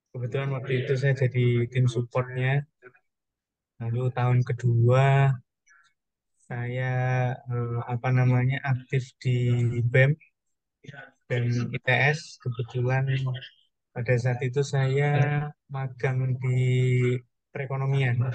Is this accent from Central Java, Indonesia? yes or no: no; Madiun, East Java, Indonesia; now in Surabaya, Indonesia; kebetulan saya kan dari Madiun jadi beradaptasi bahasa macam-macam terus apa namanya uh, mencoba kuliner-kuliner